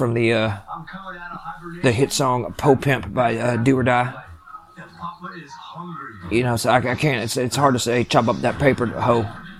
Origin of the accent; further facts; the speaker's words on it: East Lansing, Michigan, United States; I'm from East Lansing. You're from East Lansing? Yes, I'm from Michigan. I'm an American citizen.